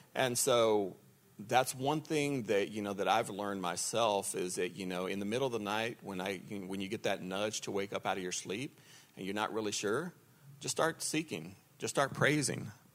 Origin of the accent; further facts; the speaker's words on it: Lubbock, Texas, United States; also born or lived in Dallas area, Texas; now in Dallas, United States; I'm from Lubbock. And born and raised there, and then we moved to the Dallas area